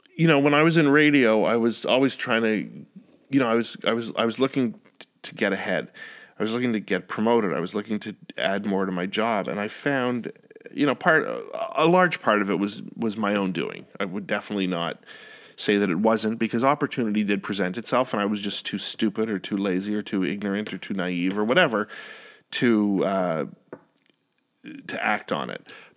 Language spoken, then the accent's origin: English; Ottawa, Ontario, Canada; moved away as an adult; now in Northern Virginia, United States; I love Ottawa, I love my hometown